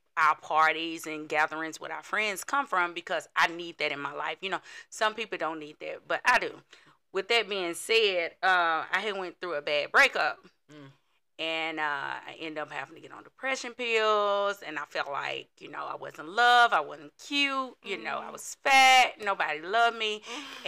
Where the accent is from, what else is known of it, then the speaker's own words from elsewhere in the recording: Chattanooga, Tennessee, United States; I am from here, Chattanooga, Tennessee.